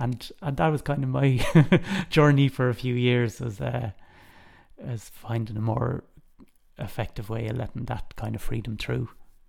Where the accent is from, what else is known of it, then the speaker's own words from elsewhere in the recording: Dublin, County Dublin, Ireland; In Knocklyon and Rathfarnham in Dublin.